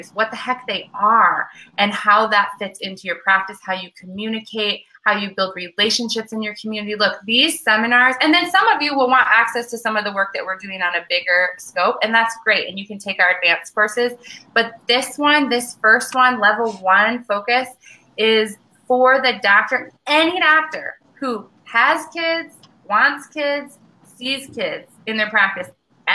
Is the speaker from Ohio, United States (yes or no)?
no; Michigan, United States; I'm from Michigan